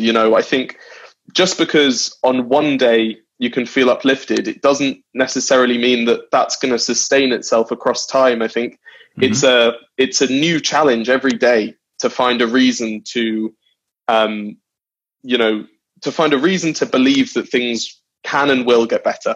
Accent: London, United Kingdom; also born or lived in New Zealand / Wales (family); I was born in New Zealand, and then and then when I was two, uh, we moved to London, and I've been raised there.

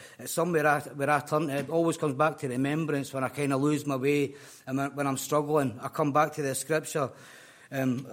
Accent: Scotland, United Kingdom; moved away as an adult; You can probably tell by the accent, I'm no fae here, I'm from Scotland.

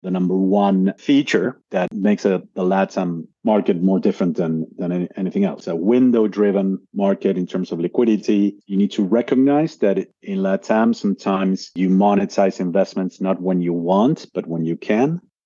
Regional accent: Argentina; moved away as an adult; also born or lived in United States / Brazil / Australia; I was born and raised in Argentina originally

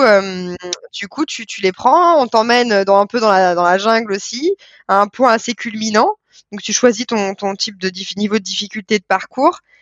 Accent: France; en tant que Français à l'étranger

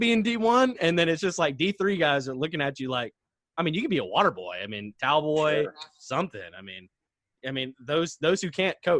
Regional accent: Shreveport, Louisiana, United States; also born or lived in Ruston, Louisiana; I grew up in the Shreveport area.

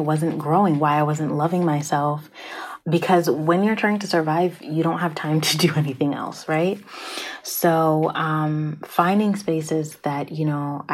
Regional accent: Prince George's County, Maryland, United States; I'm from Pretty Girl County, okay? For those of you who don't know, PG County, Prince George's County, like, is in Maryland

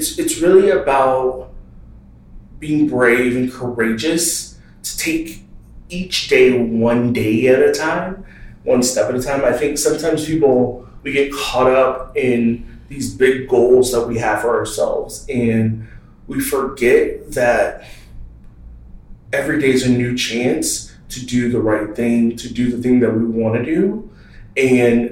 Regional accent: Texas, United States; growing up in the South, Texas, the South, raised by Baptist preachers

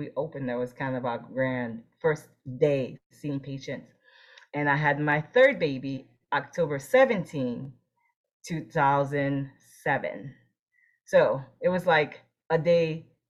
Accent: New Jersey, United States; moved away as an adult; also born or lived in Boston / Florida; I grew up in New Jersey.

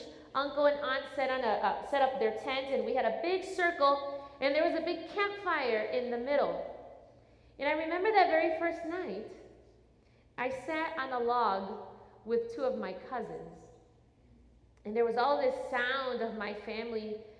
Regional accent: Chicago, Illinois, United States; I am very much, well, I was more at that time, an inner city girl. I'm from Chicago

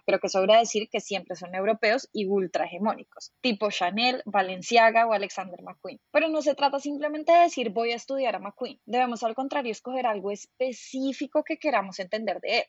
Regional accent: Colombia; siento que es como mi responsabilidad como colombiana

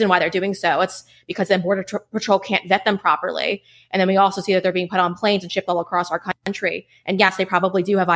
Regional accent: Huntington, New York, United States; I was raised in Huntington, New York with my six siblings

